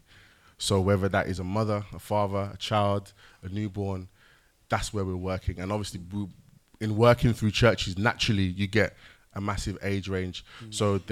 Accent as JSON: {"language": "English", "country": "Jamaica", "said": "I'm Jamaican"}